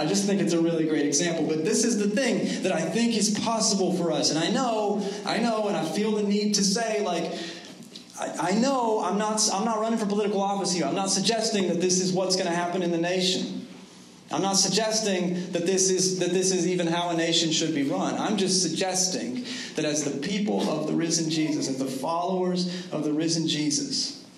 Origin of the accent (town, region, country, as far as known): United States